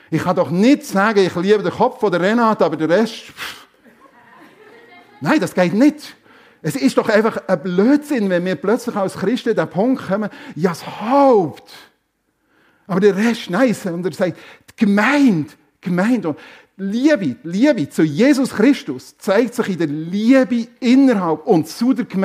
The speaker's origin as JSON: {"language": "German", "country": "Germany", "said": "Ja, ich komme aus Deutschland."}